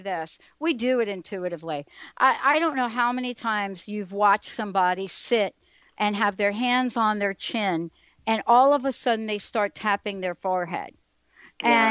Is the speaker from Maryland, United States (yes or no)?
no; New York City, New York, United States; I'm a girl from the Bronx. I grew up in the projects